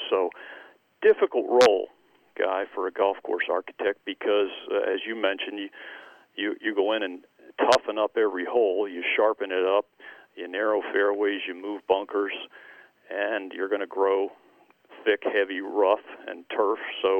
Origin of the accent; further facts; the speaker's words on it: Jenkintown, Pennsylvania, United States; I grew up in Jenkintown area on kind of north and east side of Philly